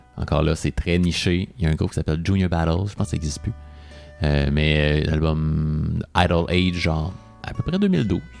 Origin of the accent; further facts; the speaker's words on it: Quebec, Canada; nous en tant que Québécois